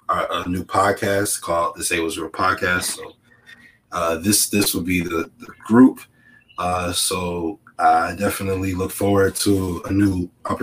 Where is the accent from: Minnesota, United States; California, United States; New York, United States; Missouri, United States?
New York, United States; Buffalo; born and raised in Buffalo